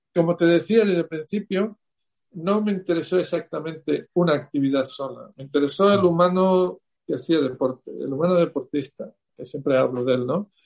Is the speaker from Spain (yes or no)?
yes; Salamanca, Castile and León, Spain; yo soy de Salamanca